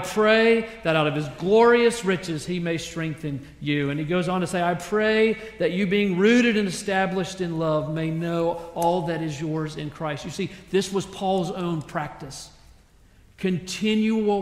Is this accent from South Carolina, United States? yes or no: yes; South Carolina, United States; I grew up in South Carolina